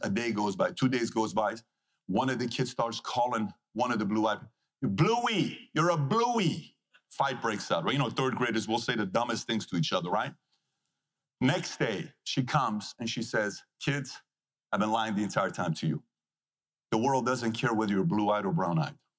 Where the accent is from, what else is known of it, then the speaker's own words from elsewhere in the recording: Iran; moved away; this is coming from a guy who was born and raised in Iran